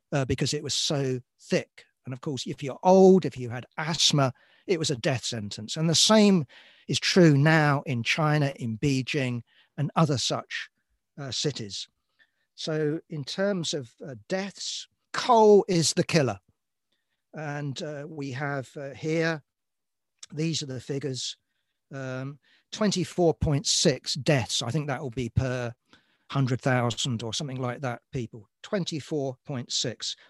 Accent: London, United Kingdom; born and raised in London

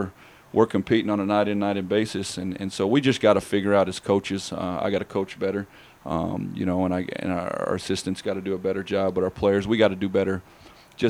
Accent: Oklahoma City, Oklahoma, United States; I grew up around the Sooner being in Oklahoma City

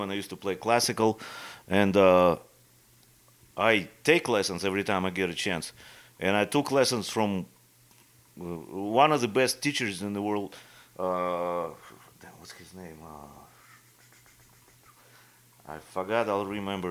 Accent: Irkutsk, Irkutsk Oblast, Russia; English is a second language; moved away as an adult; also born or lived in Florida / Las Vegas; now in Iowa, United States; my hometown, actually, from Siberia, from Irkutsk

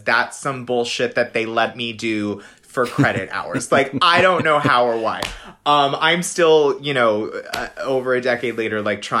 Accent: Massachusetts, United States; I'm from Massachusetts

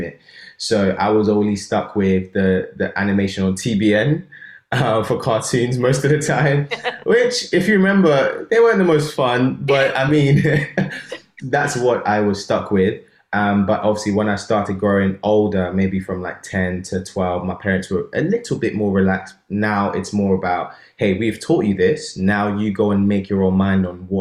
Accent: Nigeria; moved away; in my country, Nigeria, because I grew up in Nigeria

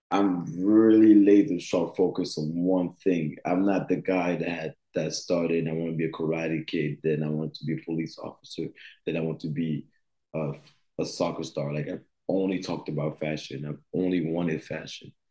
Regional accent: United States; growing up in the states, growing up in Grayson High School, and being thrown in a different world

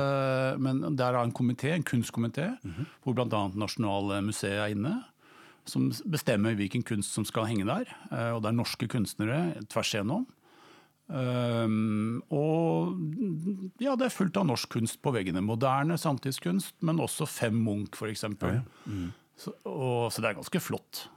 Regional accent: Norway; first language Norwegian; also born or lived in Bonn, Germany; jeg vokste opp i Norge og vi snakket norsk hjemme

